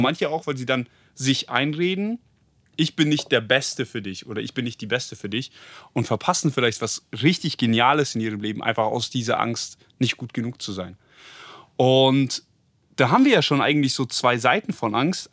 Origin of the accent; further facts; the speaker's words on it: Germany; wir Deutschen sind richtig finanziell